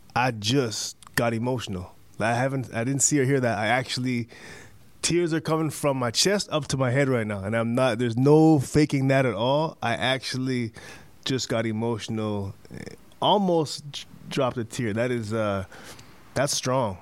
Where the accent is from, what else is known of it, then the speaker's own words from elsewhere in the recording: Canada; I'm Canadian